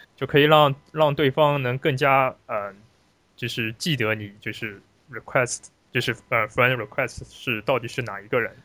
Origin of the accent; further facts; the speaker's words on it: China; moved away as an adult; now in United States; 作为华人，作为，呃，中国留留学生